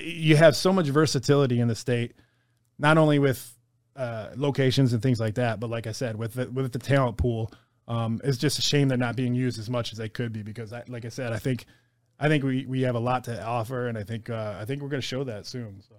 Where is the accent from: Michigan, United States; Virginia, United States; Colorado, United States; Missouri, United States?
Michigan, United States; Detroit; I grew up in Detroit